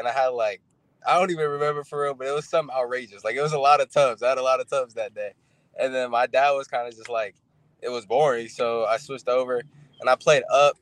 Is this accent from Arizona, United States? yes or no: yes; Tucson, Arizona, United States; now in Phoenix, United States; I grew up mostly in Tucson.